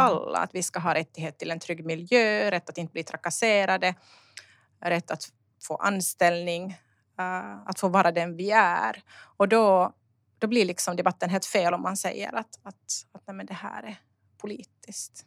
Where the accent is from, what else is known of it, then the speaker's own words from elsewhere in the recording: Uusimaa, Finland; also born or lived in Sjundeå / Kauniainen; jag är helt finlandssvensk